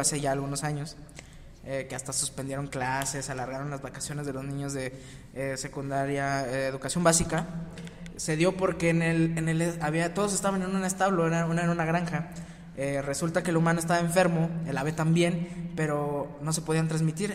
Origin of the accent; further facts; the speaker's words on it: Mexico; nosotros como mexicanos